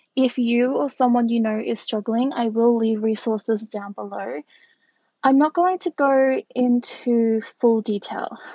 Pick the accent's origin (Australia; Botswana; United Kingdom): Australia; I am Australian, I am a curve model